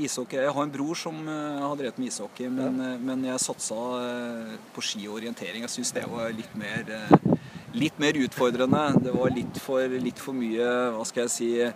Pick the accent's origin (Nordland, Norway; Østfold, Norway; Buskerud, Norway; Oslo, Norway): Oslo, Norway; Det heter jo Haugerud, der jeg vokste opp.